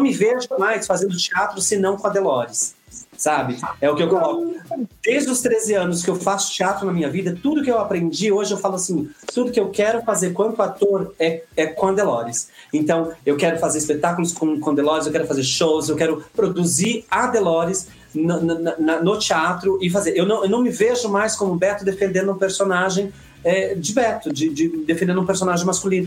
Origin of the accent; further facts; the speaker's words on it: Bauru, São Paulo, Brazil; eu sou do interior de São Paulo, aqui, a, é, é, que é Bauru